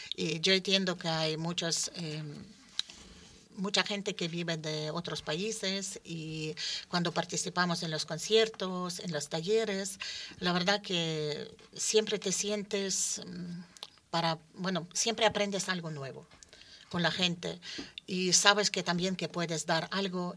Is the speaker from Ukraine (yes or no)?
yes; Ukraine; Spanish is a second language; moved away as an adult; also born or lived in Villaverde, Madrid; now in Madrid, Spain; vine de Ucrania